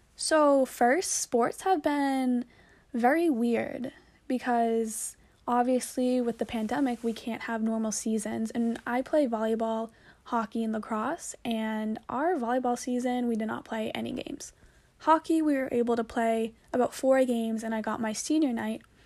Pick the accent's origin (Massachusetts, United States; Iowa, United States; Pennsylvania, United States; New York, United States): Massachusetts, United States; Braintree; she's from my hometown, actually, shout out to Rose. We're both from Braintree.